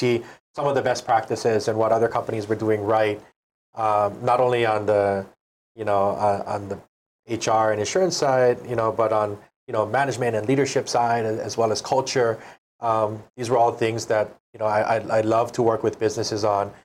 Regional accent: the Big Island, Hawaii, United States; I'm from the Big Island originally.

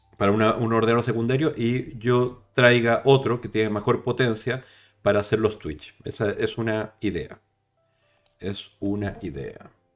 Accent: Chile; now in Spain; yo no soy español, soy chileno

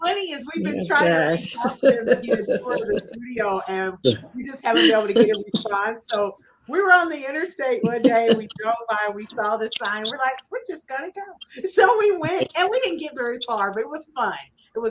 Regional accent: Indianapolis, Indiana, United States; now in Duluth, United States; See, I'm from Indianapolis, so like you can get anywhere in 15 minutes.

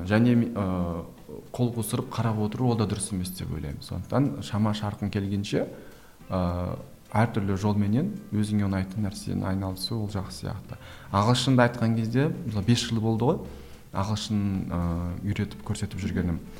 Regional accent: Kazakhstan; өзім орыс тілді орыс тілі басымырақ өлкеде туып өскеннен кейін кішкентай кезден

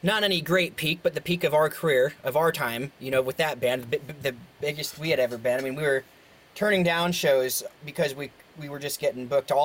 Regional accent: Seattle, Washington, United States; growing up in Seattle

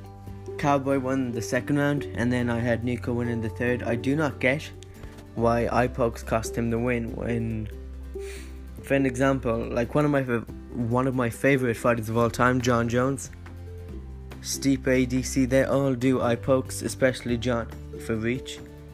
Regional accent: Ireland; I'm Irish myself

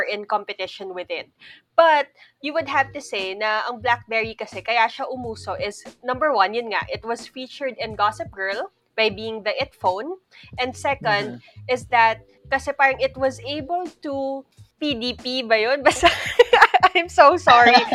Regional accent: Philippines; As a Filipino

